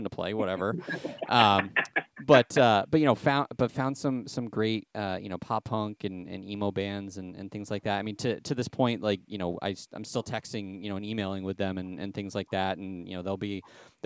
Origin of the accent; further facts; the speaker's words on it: Springfield, Vermont, United States; now in Windsor, United States; in Springfield, where I was born and raised in Springfield, and then, you know, bought a house in Windsor